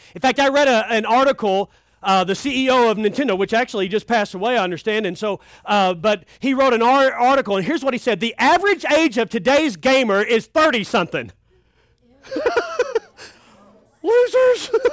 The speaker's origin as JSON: {"language": "English", "region": "Kentucky", "country": "United States", "said": "I'm from Kentucky."}